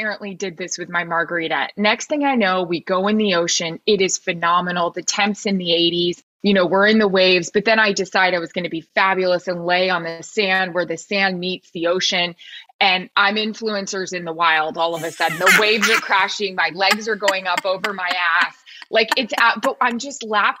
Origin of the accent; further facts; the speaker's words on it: Florida, United States; Like I am from Florida